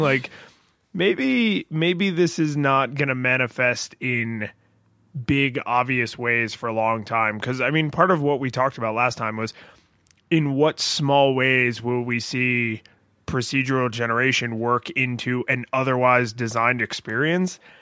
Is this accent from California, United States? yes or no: no; Florida, United States; a normal occurrence growing up in Florida